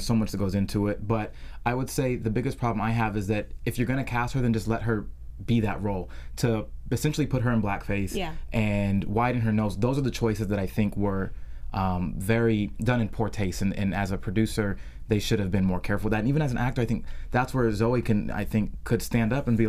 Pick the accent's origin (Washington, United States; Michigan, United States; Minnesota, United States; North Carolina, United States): Washington, United States; Seattle; I'm from Seattle